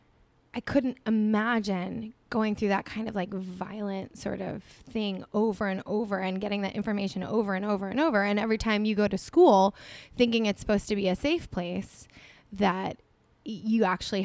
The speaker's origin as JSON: {"language": "English", "region": "New Jersey", "country": "United States", "also_born_or_lived": "New York City", "said": "I was from New Jersey originally"}